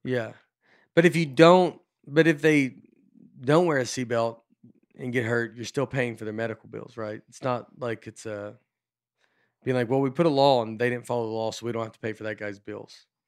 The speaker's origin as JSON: {"language": "English", "town": "Old Hickory", "region": "Tennessee", "country": "United States", "tie": "born or raised there", "said": "I grew up in Old Hickory, which is Lakewood"}